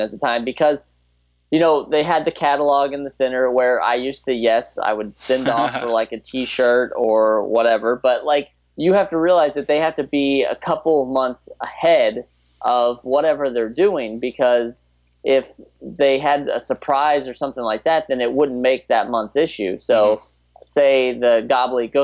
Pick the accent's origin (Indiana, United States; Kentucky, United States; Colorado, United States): Indiana, United States; now in Connecticut, United States; I'm from Indiana